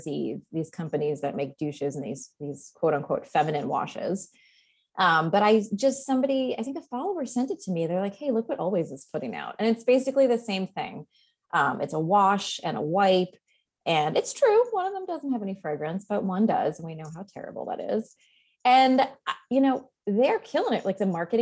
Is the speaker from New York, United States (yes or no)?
yes; Long Island, New York, United States; moved away; we're both from New York. Like I don't live there now.